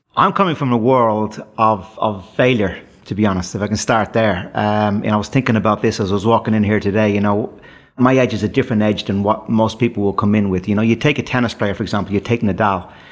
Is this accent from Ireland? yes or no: yes; Dublin, Leinster, Ireland; my days growing up in Dublin